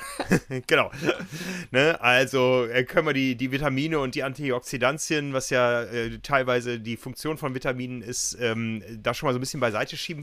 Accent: North Rhine-Westphalia, Germany; accent: Westphalian; Das kommt so eher aus dem Westfälischen. Man hört es meiner Stimme ja so ein bisschen

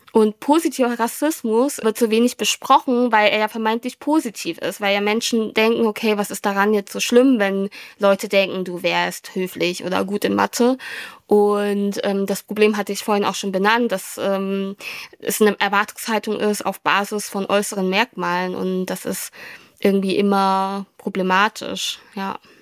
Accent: Germany; German is a second language; ich habe dann in der Schule Deutsch gelernt

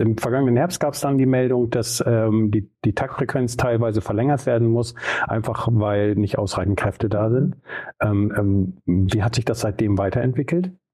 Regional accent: Bremen, Germany; ich komme ja aus Bremen-Nord

